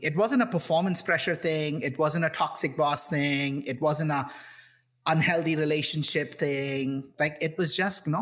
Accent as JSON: {"language": "English", "country": "India", "tie": "born or raised there", "said": "I grew up in India"}